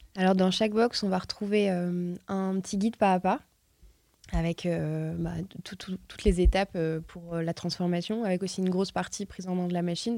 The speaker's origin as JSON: {"language": "French", "town": "Lille", "region": "Hauts-de-France", "country": "France", "said": "je suis lilloise"}